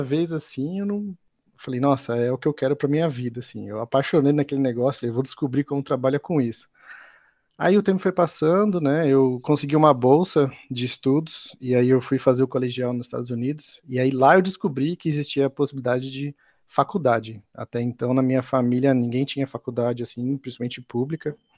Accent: Santo André, São Paulo, Brazil; eu sou lá de Santo André, morava com meus pais

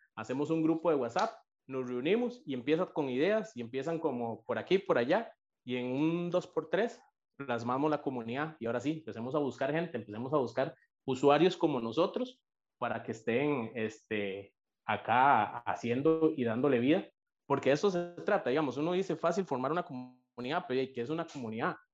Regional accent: San Isidro de El General, San José, Costa Rica; soy de en Pérez de León, soy de Pérez de León, peseteño

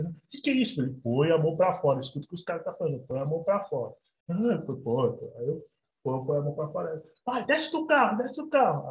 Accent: Minas Gerais, Brazil; born or raised there

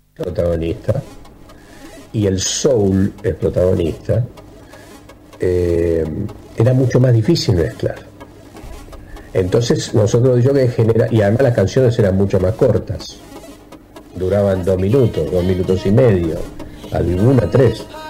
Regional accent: Argentina; somos los argentinos

